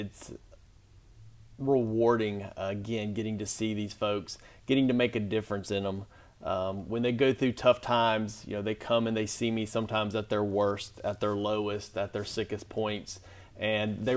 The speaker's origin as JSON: {"language": "English", "town": "Springville", "region": "Alabama", "country": "United States", "tie": "born or raised there", "said": "I grew up in St. Clair County in small town of Springville."}